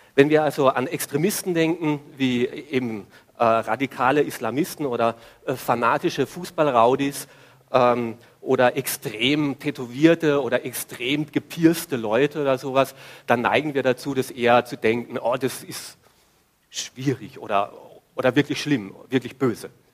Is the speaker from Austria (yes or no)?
yes; Klagenfurt, Carinthia, Austria; bei uns in Klagenfurt